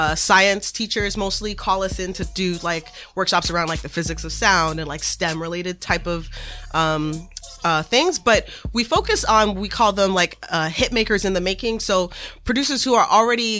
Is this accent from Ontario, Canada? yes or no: yes; Toronto, Ontario, Canada; now in Boston, United States; I'm originally from Toronto, Canada, the six, representing. But I live in Boston now